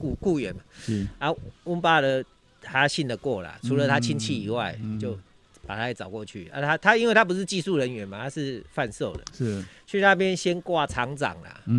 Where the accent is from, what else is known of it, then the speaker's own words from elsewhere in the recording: Changhua City, Changhua County, Taiwan; 我是彰化人